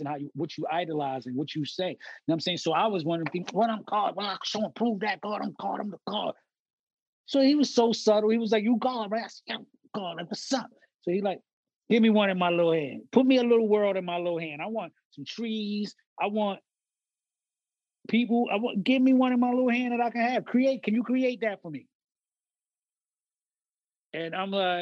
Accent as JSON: {"language": "English", "town": "New York City", "region": "New York", "country": "United States", "said": "We was like the forgotten borough or this far out there"}